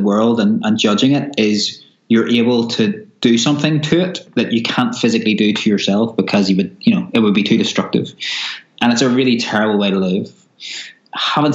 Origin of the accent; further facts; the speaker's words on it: Belfast, Northern Ireland, United Kingdom; I grew up in Belfast in Northern Ireland during the Troubles.